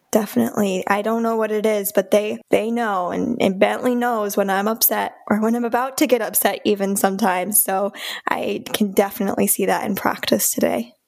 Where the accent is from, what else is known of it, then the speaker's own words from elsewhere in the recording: Okemos, Michigan, United States; now in Canton, United States; I grew up in Okemos, Michigan